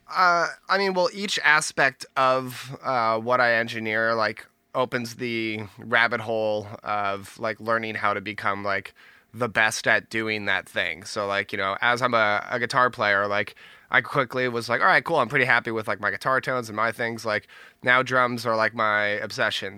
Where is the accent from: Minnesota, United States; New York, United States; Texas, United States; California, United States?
California, United States; Bay Area; born and raised Bay Area